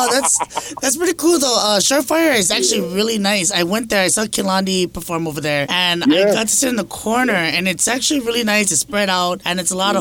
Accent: Honokaa, Hawaii, United States; I'm from Big Island too, from Honoka'a side

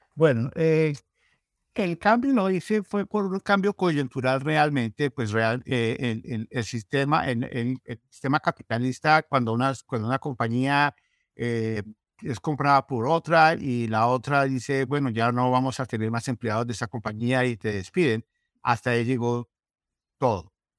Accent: Colombia; moved away as an adult; now in Minnesota, United States; yo soy colombiano

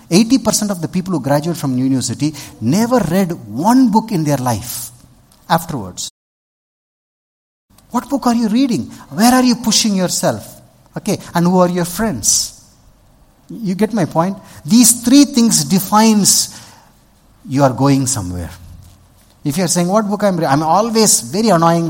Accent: Vellore, Tamil Nadu, India; I'm a Tamilian. I grew up in Vellur.

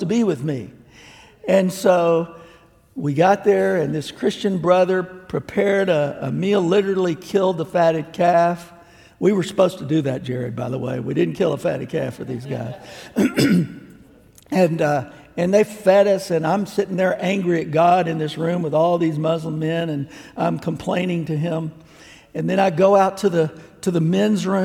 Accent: United States; I'm an American

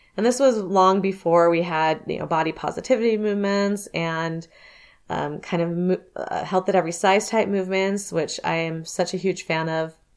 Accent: Southern California, United States; I grew up in Southern California

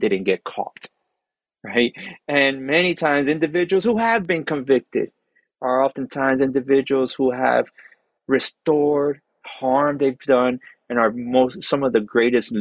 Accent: Miami, Florida, United States; I was born in Miami, but I grew up in prison.

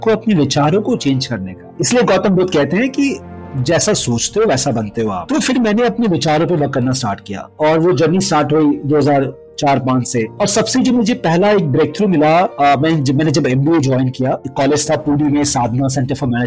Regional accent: Bokaro, Jharkhand, India; मैं झारखंड से आता हूँ मेरे जो मेरा बर्थ प्लेस था वो बोकारो से सिटी है

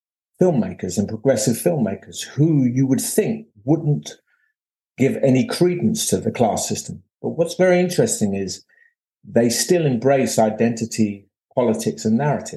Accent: London, United Kingdom; I came from Bethnal Green

